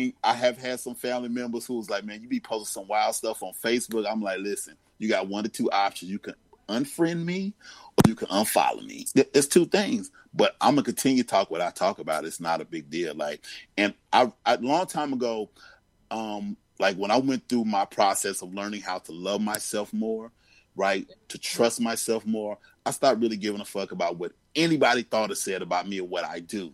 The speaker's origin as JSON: {"language": "English", "town": "Greensboro", "region": "North Carolina", "country": "United States", "tie": "born or raised there", "said": "I grew up in Greensboro, North Carolina."}